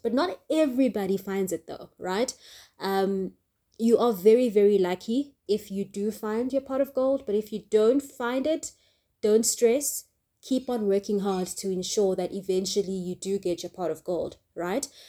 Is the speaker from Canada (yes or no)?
no; Johannesburg, Gauteng, South Africa; I was born in Johannesburg, grew up in Johannesburg